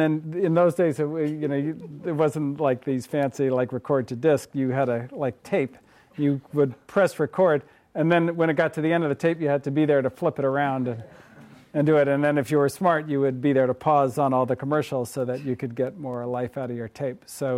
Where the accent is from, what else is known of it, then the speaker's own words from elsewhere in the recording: Berkeley, California, United States; Well, I grew up in the People's Republic of Berkeley, right across the way there.